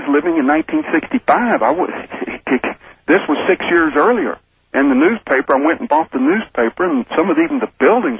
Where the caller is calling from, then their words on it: Houston, Texas, United States; Houston, Texas.